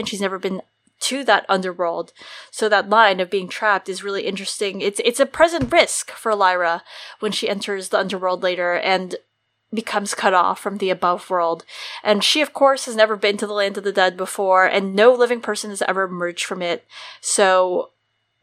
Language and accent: English; United States; accent: American; my American accent